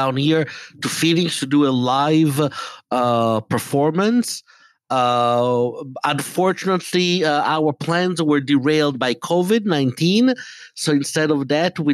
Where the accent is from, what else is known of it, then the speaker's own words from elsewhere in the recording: Italy; English is a second language; now in United States; growing up in Italy